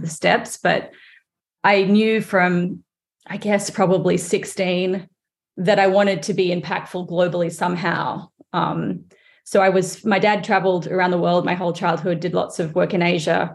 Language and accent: English; Sydney, New South Wales, Australia; now in United States; I grew up in Australia, but my mother is English, and she is from England